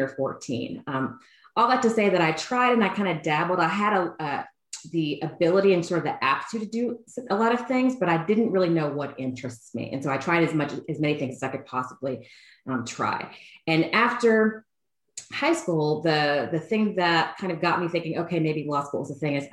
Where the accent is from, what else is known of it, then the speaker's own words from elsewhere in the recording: College Station, Texas, United States; moved away as an adult; also born or lived in New York City; I am originally from Bryan College Station, Texas.